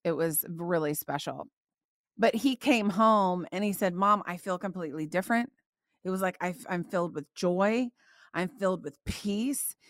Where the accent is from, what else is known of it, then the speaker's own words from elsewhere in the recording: Indiana, United States; now in Dallas, United States; I grew up in Indiana, okay? So, I grew up in, like, the cornfields of Indiana